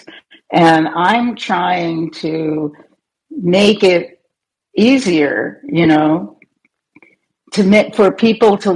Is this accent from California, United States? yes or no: no; New York, United States; now in Arizona, United States; I moved away from New York to Arizona